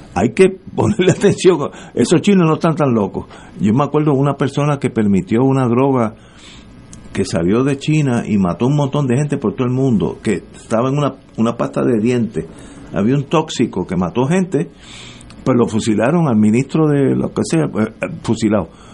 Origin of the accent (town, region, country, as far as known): Puerto Rico; moved away; also born or lived in Connecticut